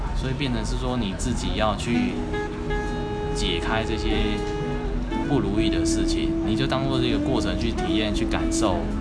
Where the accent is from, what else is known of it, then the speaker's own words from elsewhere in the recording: Tucheng, New Taipei, Taiwan; 我开着家乡，有没有？新北是土城那个地方